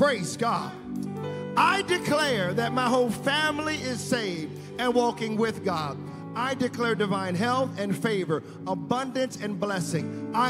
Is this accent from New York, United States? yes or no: no; Richmond, Virginia, United States; It's from my hometown, Richmond, Virginia.